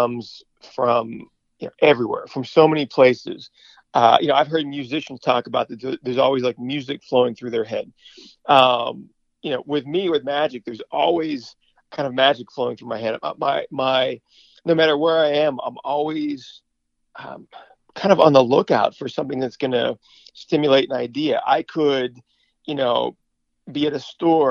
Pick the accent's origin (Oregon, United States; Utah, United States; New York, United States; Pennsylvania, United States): Pennsylvania, United States; Pittsburgh; moved away; growing up in Pittsburgh